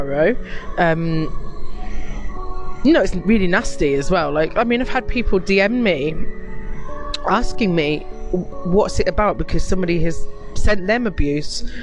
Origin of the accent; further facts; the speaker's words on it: United Kingdom; being British in this country